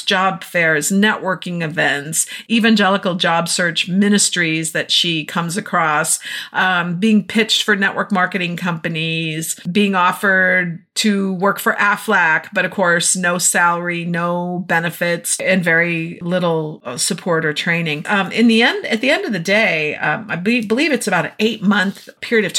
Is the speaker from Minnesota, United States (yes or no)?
yes; Minnesota, United States; moved away; we're in Minnesota for the summer, been having a great time enjoying my hometown and seeing my family